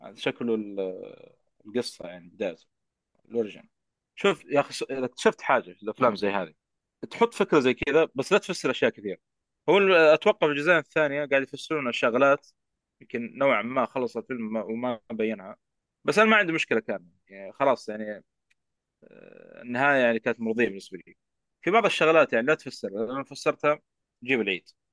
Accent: Jeddah, Makkah Province, Saudi Arabia; في اي ام سي عندنا في جده

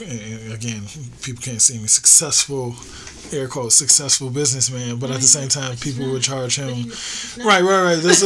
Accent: Chicago, Illinois, United States; When I was a kid, I grew up in Hyde Park

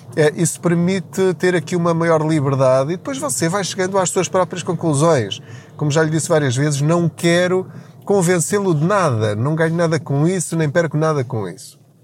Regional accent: Portugal; estamos a mudar a nossa mentalidade enquanto portugueses em relação à literacia financeira

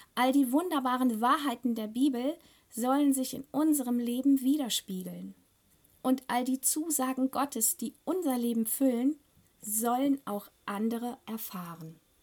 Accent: Germany; bei uns in Deutschland

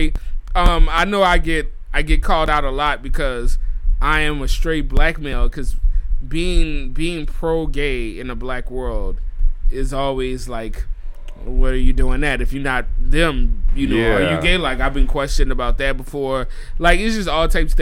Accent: New Orleans, Louisiana, United States; moved away; I'm born and raised in New Orleans

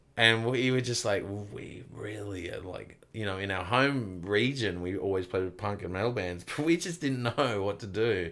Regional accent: Kempsey, New South Wales, Australia; moved away; also born or lived in Melbourne / Sydney; I grew up in a little country town called Kempsey

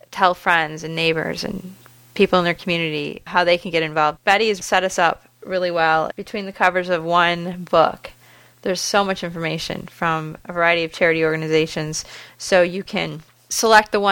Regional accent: Fraser, Michigan, United States; I'm from Fraser, Michigan. It's four square miles

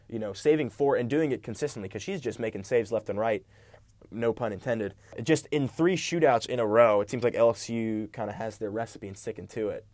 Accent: South Carolina, United States; I'm from South Carolina

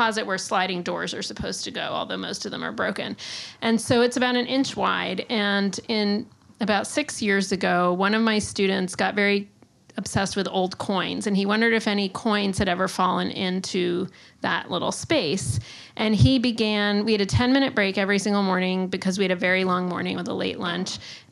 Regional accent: Westchester County, New York, United States; moved away as an adult; now in New York City, United States; I'm originally from Westchester County

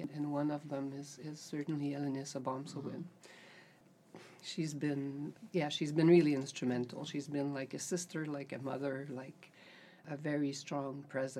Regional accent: Gatineau, Quebec, Canada; also born or lived in Paris, France; So I was born in Hall, which is just on the other side of the river from the Parliament, Canadian Parliament.

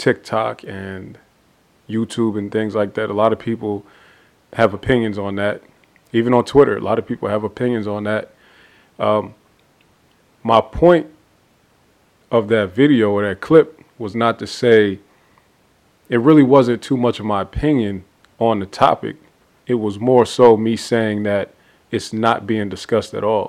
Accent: Ohio, United States; now in Atlanta, United States; my hometown, Ohio

